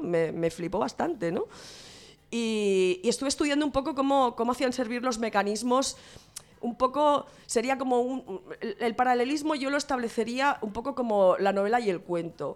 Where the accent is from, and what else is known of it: Santa Coloma de Gramenet, Catalonia, Spain